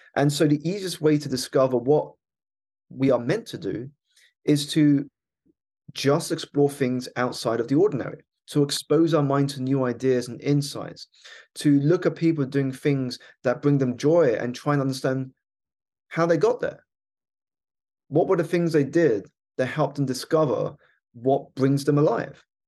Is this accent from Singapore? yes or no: no; United Kingdom; my background is I was born here in the United Kingdom. to two Malaysian Chinese parents who had emigrated here for a better life